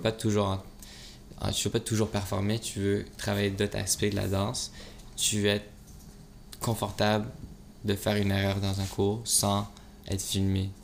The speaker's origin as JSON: {"language": "French", "town": "Montreal", "region": "Quebec", "country": "Canada", "said": "tu viens d'où Je dis Montréal."}